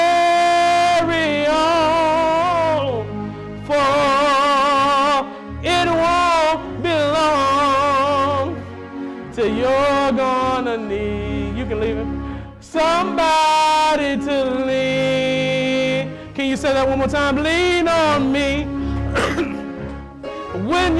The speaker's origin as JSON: {"language": "English", "region": "Mississippi", "country": "United States", "said": "I'm from Mississippi"}